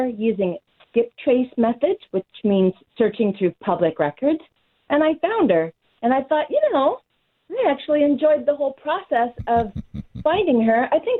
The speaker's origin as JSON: {"language": "English", "region": "Pennsylvania", "country": "United States", "tie": "born or raised there", "said": "I was born in Pennsylvania"}